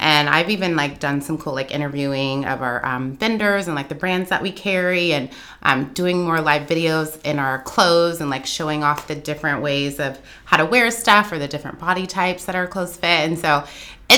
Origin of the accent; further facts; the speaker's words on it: Everett, Washington, United States; now in West Seattle, United States; I grew up in Everett